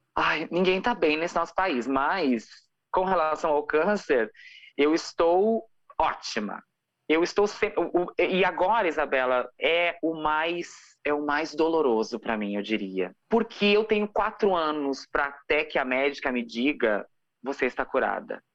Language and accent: Portuguese; Santo Ângelo, Rio Grande do Sul, Brazil; accent: gaúcho; now in Porto Alegre, Brazil; Eu sou do interior do Rio Grande do Sul. Eu moro em Porto Alegre há 15 anos. Mas eu sou de uma cidade chamada Santo Ângelo